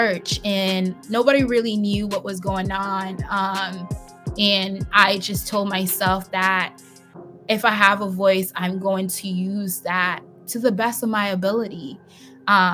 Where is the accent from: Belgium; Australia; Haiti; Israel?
Haiti; moved away; also born or lived in Boston, United States; my childhood growing up in Haiti